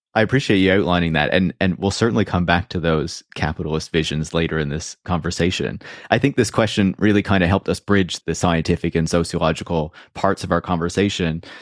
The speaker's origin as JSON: {"language": "English", "country": "Canada", "said": "I'm Canadian."}